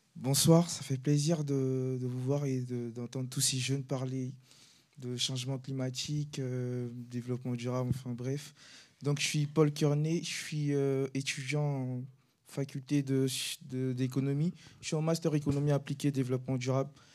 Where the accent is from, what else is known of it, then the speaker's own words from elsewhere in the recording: Côte d’Ivoire; now in France; je viens de la Côte d'Ivoire, je suis originaire de la Côte d'Ivoire